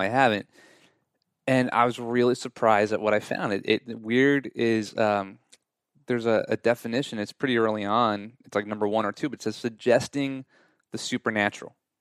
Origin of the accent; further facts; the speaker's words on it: Long Island, New York, United States; moved away as an adult; also born or lived in Southern California; now in Nashville, United States; I'm from Long Island, New York